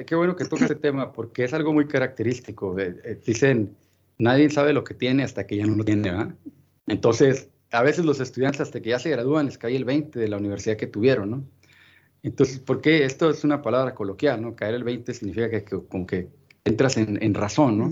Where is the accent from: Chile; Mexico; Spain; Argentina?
Mexico; Ciudad Juárez, Chihuahua; also born or lived in Florida / El Paso; yo soy nativo de Ciudad Juárez